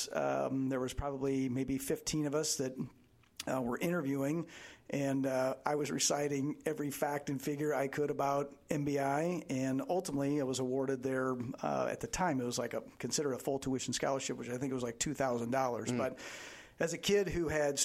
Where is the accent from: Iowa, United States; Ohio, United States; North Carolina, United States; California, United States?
Iowa, United States; Marengo; also born or lived in Des Moines, Iowa; growing up in God's country, Marengo, Iowa, and growing up in a small town